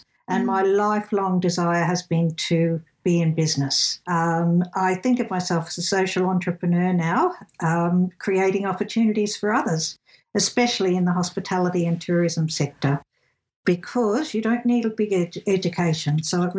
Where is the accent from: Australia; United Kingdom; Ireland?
Australia; Brisbane, Queensland; And I was born in Brisbane in Queensland, sunny Queensland, a long time ago. But I've moved all over Queensland and I am a traveller.